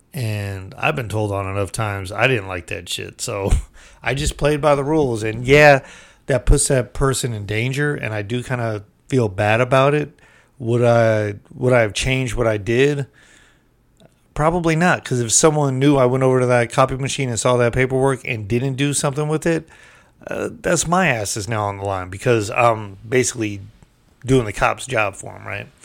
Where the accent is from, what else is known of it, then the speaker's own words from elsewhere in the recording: United States; we're American.